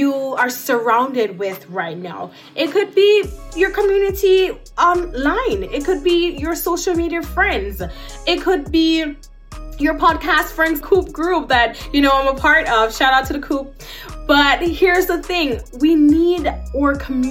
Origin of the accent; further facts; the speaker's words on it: Saint Catherine, Jamaica; I grew up in Jamaica in a small community in Yorton, St. Catherine.